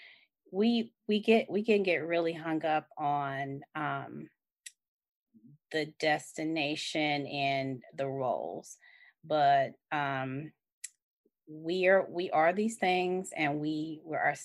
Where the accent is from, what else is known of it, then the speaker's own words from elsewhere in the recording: Atlanta, Georgia, United States; I am from the SWATs, aka Southwest Atlanta.